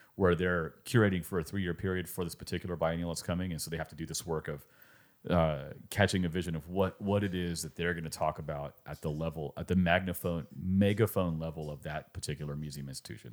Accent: California, United States; determined that I was from California

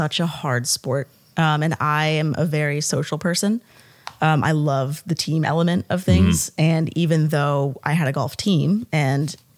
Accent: the North, United States; moved away; I'm from the North. I didn't grow up saying ma'am

